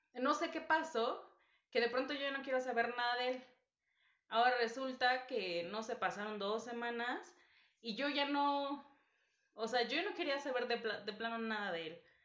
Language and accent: Spanish; Guerrero, Mexico; now in Mexico City, Mexico; no soy de Ciudad de México, entonces en fechas de vacaciones, festivo, me voy con mi familia a, Guerrero